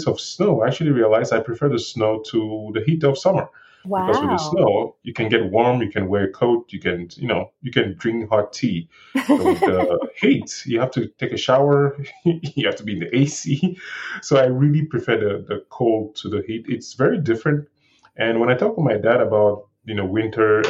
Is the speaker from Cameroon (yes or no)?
yes; Cameroon; accent: thick African accent; moved away as an adult; also born or lived in Aurora, Colorado / Denver, Colorado; now in Pueblo, United States; I was born and raised in Cameroon, West Africa